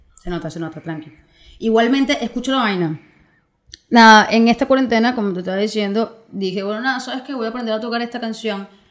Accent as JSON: {"language": "Spanish", "country": "Venezuela", "moved": "yes", "said": "yo desde que me vine, yo de Venezuela no sé nada más allá que mi familia"}